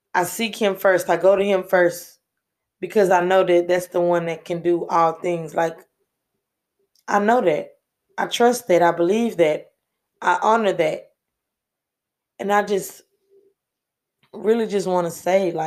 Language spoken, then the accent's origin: English; Houston, Texas, United States; And I'm from Houston, Texas, born and raised.